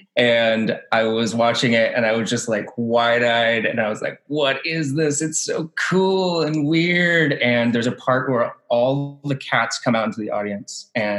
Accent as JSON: {"language": "English", "town": "Winston-Salem", "region": "North Carolina", "country": "United States", "tie": "born or raised there", "said": "I'm from North Carolina. We have a rich community theater program around here"}